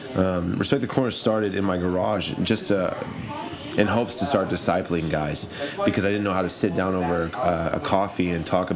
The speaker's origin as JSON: {"language": "English", "region": "Oklahoma", "country": "United States", "said": "I'm from Oklahoma, and I grew up playing football"}